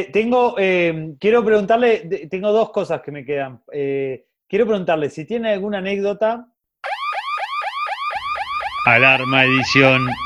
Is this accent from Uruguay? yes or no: yes; Uruguay; … y yo estamos en Uruguay, somos todos uruguayos.